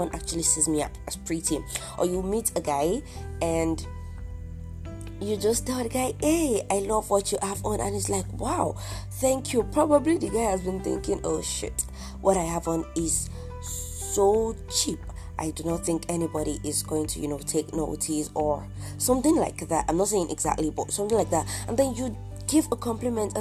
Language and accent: English; Nigeria; I'm Nigerian, 100% Yoruba for that matter, I'm Nigerian, 100%, and I've been here all my life.